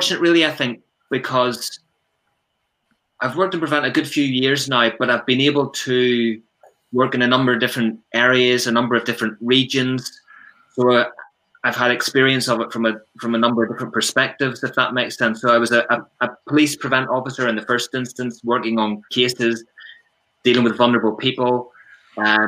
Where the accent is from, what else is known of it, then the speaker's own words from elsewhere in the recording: Ballymena, Northern Ireland, United Kingdom; moved away as an adult; also born or lived in Midlands, England; now in Northampton, United Kingdom; I am originally from Ballymena in County Antrim